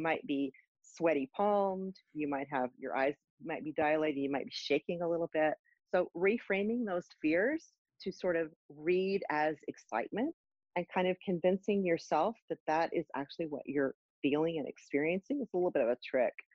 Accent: Austin, Texas, United States; I'm from Austin. Our band was based in Austin

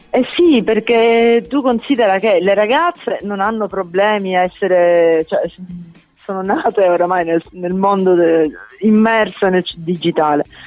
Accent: Sicily, Italy; da siciliana a Roma

